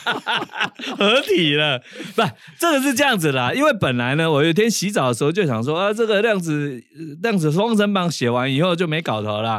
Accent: Taiwan; first language Taiwanese Hokkien; Chinese is a second language; 习惯母语是台语的人

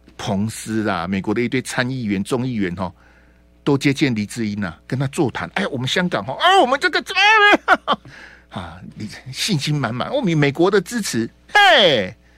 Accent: Taiwan; 我们只有两千多万人

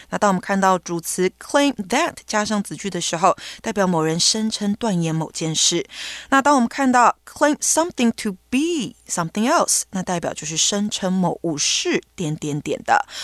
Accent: China; first language Mandarin Chinese; English is a second language; Of course, my mother tongue, Mandarin Chinese

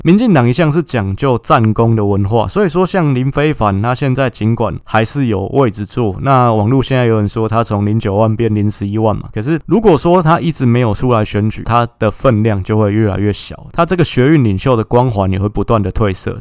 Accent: Taipei, Taiwan; 我是在蒙甲长大，但是我爸爸是高雄人

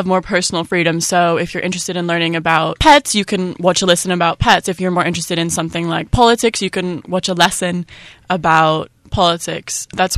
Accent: Singapore; also born or lived in United Kingdom; My parents are from the UK, and I'm also from the UK, but I grew up in Singapore. So when I was at school, as well as Spanish and French, Chinese was an option to learn.

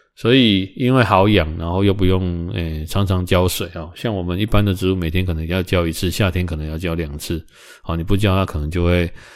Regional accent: Kaohsiung, Taiwan; 我们高雄这边

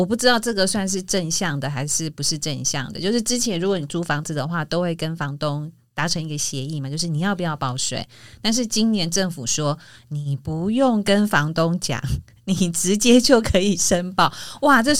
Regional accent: Taiwan; 因为我我刚刚讲属地的部分是站在我们是台湾人的角度去讲的

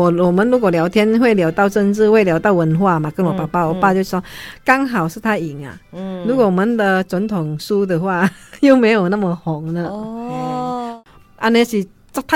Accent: Sarawak, Malaysia; 真的，我基本上我如果我们哈，像我如果去边界啊，就是我们马来西亚那边就是古迹啊。

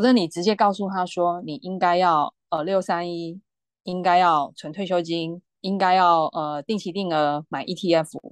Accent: Taiwan; 我们台湾人

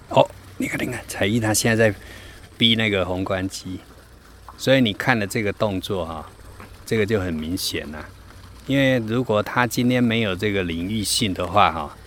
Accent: Yilan, Yilan County, Taiwan; also born or lived in Florida, United States; 但是因为我在宜兰出生长大，所以我客语我都听不懂

